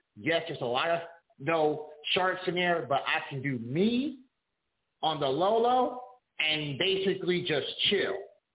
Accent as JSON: {"language": "English", "town": "Kansas City", "country": "United States", "tie": "born or raised there", "also_born_or_lived": "Wichita, Kansas", "said": "I'm in a bigger market. I'm in my hometown in the Kansas City area. I came home, went to KC after a four-day binger in Las Vegas in 2018."}